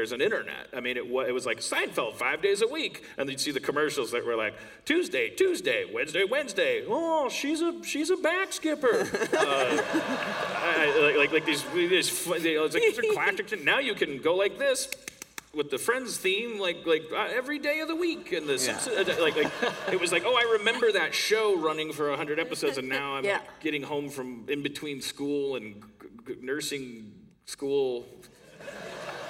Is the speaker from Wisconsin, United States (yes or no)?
yes; Wisconsin, United States; moved away; I'm from Wisconsin, which is the place in the States that's like the mitten in the middle, on top